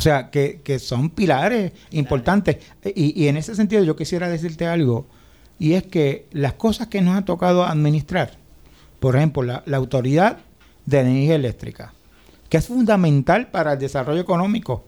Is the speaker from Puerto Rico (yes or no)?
yes; Puerto Rico; lo que somos los puertorriqueños